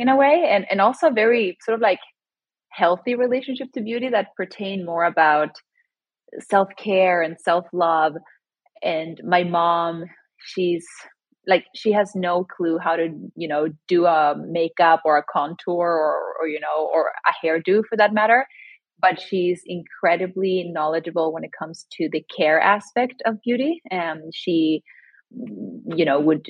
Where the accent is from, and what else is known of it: Sweden; born or raised there; now in New York City, United States